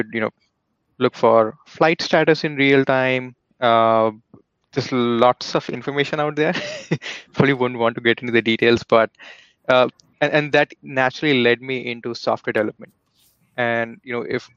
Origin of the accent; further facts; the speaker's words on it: India; moved away; based on my accent, you guys might have already figured out that, you know, I was born and raised back in India